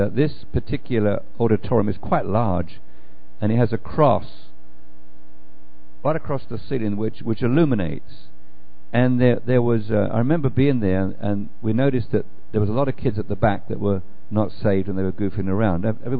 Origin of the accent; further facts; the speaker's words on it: England, United Kingdom; now in United States; it's a wonderful to be an Englishman, although I don't even think about myself as an Englishman anymore. I think of myself as a Christian who happened to be planted in England at the time and now been replanted in America.